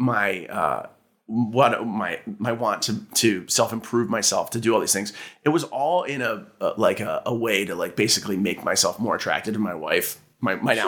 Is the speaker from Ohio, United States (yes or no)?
yes; Cincinnati, Ohio, United States; moved away as an adult; also born or lived in Athens, Ohio / Chicago; I'm from Cincinnati. I grew up there.